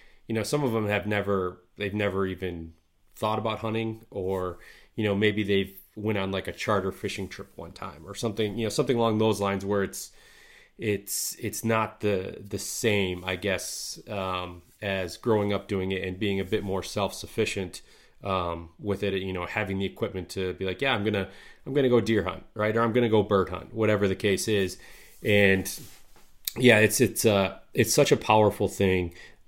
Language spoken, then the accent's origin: English; Midwest, United States; for me growing up in the Midwest here, you know, the outdoors, deer camp, you know, duck hunting